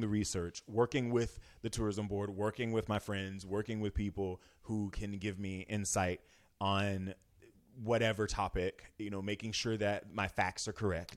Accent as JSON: {"language": "English", "region": "Florida", "country": "United States", "moved": "as an adult", "lives_now": "Northern California, United States", "said": "I'm from a touristy place. I'm from Florida"}